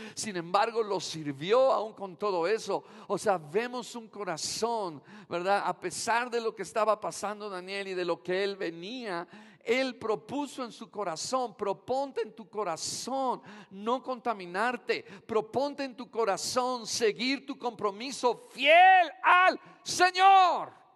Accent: Mexico; como buen mexicano

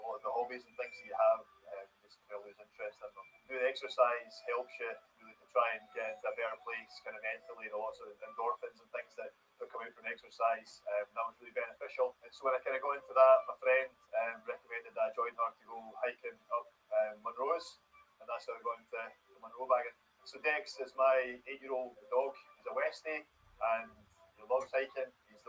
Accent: Glenrothes, Scotland, United Kingdom; I'm from Blenrothes in Fife, and one of my favourite hobbies is to go hiking up Scotland mountains.

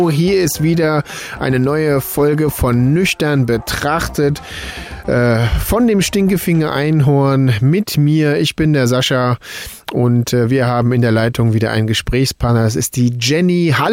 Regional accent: Hesse, Germany; Ich bin ja auch Hesse

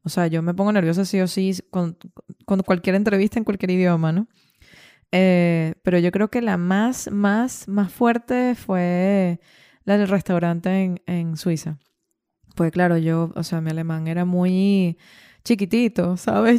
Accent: Venezuela; moved away as an adult; also born or lived in Ireland; cuando yo salí de, de Venezuela

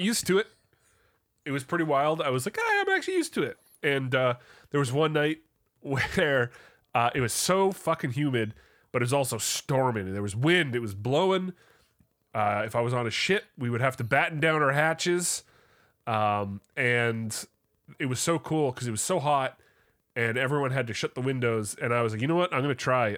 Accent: Canada; As a Canadian

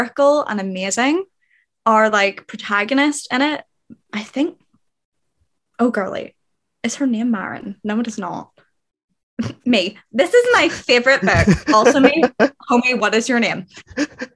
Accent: Northern Ireland, United Kingdom; I am also from lovely, tiny, little, awful Northern Ireland

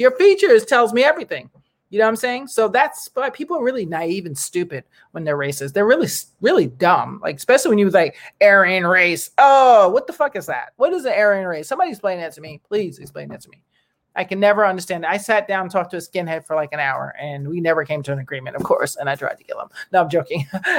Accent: Ireland; born there; I was born in Ireland.

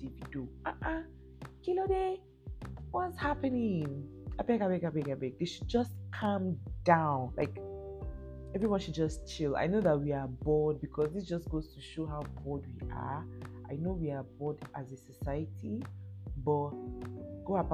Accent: Lagos, Nigeria; moved away; that's my base, that's my home, born and brought up in Lagos.

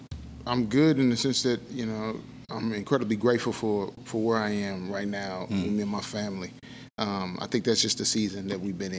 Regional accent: St. Louis, Missouri, United States; moved away as an adult; now in Memphis, United States; I'm from St. Louis, Missouri. Been living in Memphis, Tennessee since 2013.

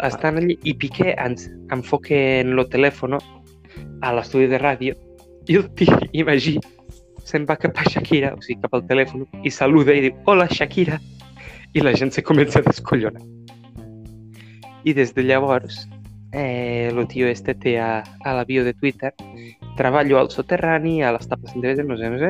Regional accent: Catalonia, Spain; Soc mal català.

